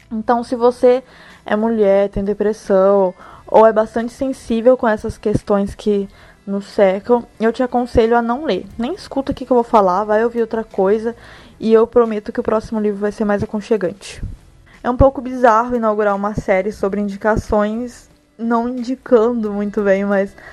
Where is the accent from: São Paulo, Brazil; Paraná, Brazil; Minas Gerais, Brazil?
Minas Gerais, Brazil; dona de um sotaque que poderia muito bem ter sido criado pelo Dr. Frankenstein, já que eu sou mineira, moro no Rio Grande do Sul há 4 anos